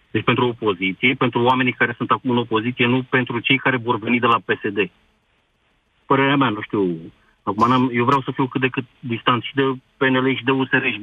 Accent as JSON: {"language": "Romanian", "country": "Romania", "said": "Bine, am fost la referendum, am votat, că na, sunt român"}